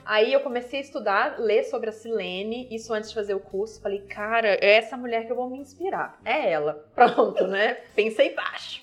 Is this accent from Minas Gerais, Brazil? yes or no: yes; Viçosa, Minas Gerais, Brazil; accent: mineiro; now in São Paulo, Brazil; eu sou de Viçosa, Minas Gerais, né? sou mineira, nascida e criada